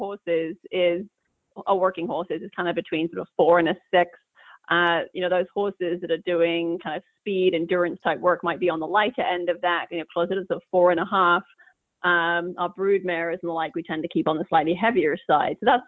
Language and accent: English; England, United Kingdom; now in Northern California, United States; I grew up in England